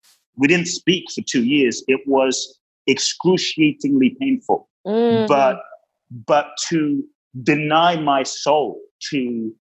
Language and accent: English; London, United Kingdom; also born or lived in Ghana; I grew up in London.